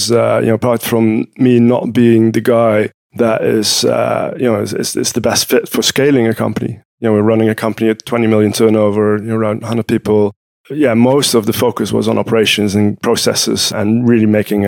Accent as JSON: {"language": "English", "region": "Utrecht", "country": "Netherlands", "tie": "born or raised there", "said": "I'm in Utrecht, which is my hometown. I live here."}